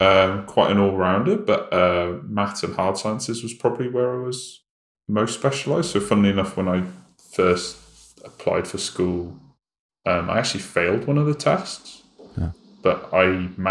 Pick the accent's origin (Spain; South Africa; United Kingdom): United Kingdom; Wales; also born or lived in Cardiff; I grew up in Wales, yeah. It's a bit like, what's the equivalent for the US? It's a bit like growing up in like backwards Jeez. Pennsylvania or something.